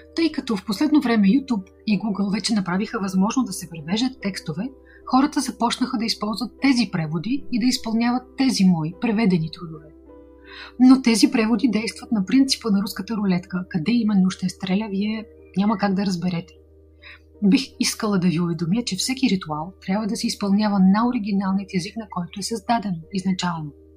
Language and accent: Bulgarian; Bulgaria; от България, създател и администратор на официалният канал на Ведма Инга Хосроева за България